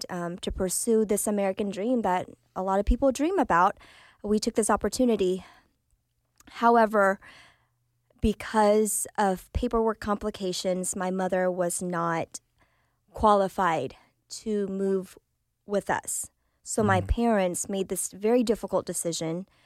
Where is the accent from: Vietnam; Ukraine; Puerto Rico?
Vietnam; Okay, so um, I am a refugee from Vietnam. So I was born in Vietnam, and my parents, this was their second marriage.